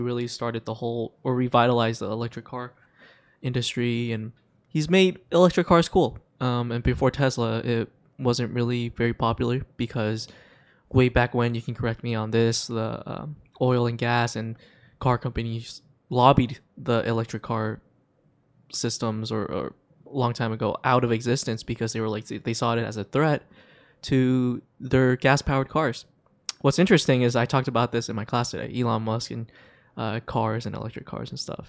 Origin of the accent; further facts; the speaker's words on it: Hong Kong; moved away; I grew up in Hong Kong